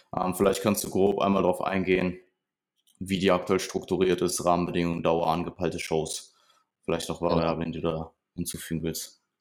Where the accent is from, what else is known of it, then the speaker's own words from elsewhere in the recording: Ruhr area, North Rhine-Westphalia, Germany; Ich komme aus dem Ruhrgebiet